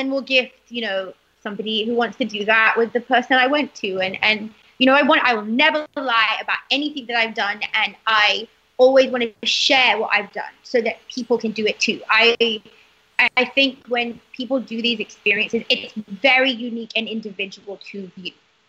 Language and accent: English; United Kingdom; now in United States; I'm British to the core. I think I'm... Me and my parents never, ever want to lose sight of that.